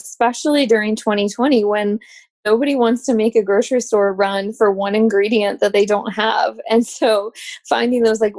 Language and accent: English; Midwest, United States; now in Richmond, United States; I grew up in the Midwest